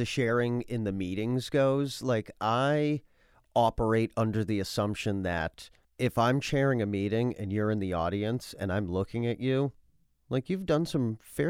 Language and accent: English; Worcester, Massachusetts, United States; He grew up in Greenwich Village. I grew up in Worcester.